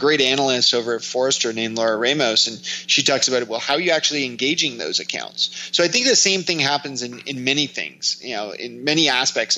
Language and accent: English; Toronto, Ontario, Canada; I'm from Toronto